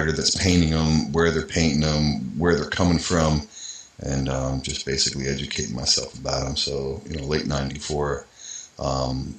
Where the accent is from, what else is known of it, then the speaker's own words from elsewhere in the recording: Allentown, Pennsylvania, United States; in the area that I grew up in Allentown